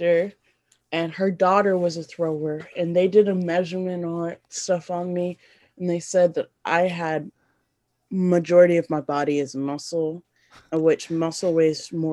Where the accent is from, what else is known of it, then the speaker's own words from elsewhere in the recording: Tennessee, United States; also born or lived in Sierra Leone; I'm from another country and I grew up in America